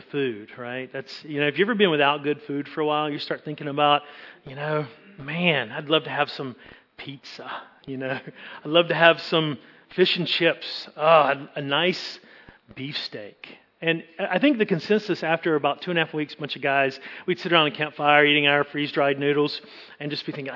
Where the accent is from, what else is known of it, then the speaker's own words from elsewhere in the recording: Eastern North Carolina, United States; I am from North Carolina. I grew up in Eastern North Carolina.